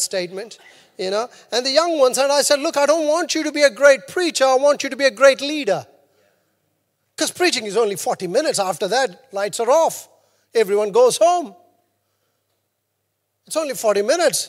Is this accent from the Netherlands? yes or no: no; India; now in New Zealand; I'm Indian.